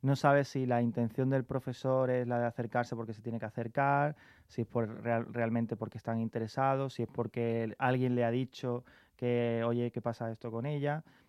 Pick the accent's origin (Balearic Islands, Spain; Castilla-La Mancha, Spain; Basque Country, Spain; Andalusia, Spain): Andalusia, Spain; Carmona; moved away as an adult; now in Madrid, Spain; mi pueblo, Carmona